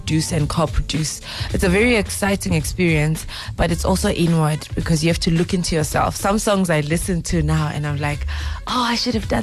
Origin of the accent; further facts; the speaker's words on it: Zimbabwe; I grew up in Zimbabwe. I'm originally from Zimbabwe.